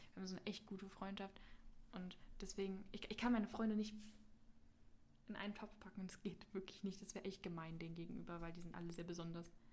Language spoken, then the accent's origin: German; Berlin, Germany; in der siebten Klasse wechselt man ja mal die Schule. In Berlin.